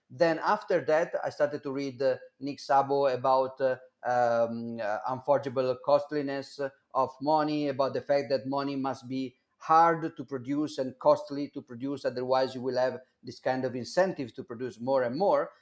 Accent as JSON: {"language": "English", "town": "Milan", "region": "Lombardy", "country": "Italy", "tie": "born or raised there", "second_language": "English", "said": "I I born in 1983 uh, in Milan."}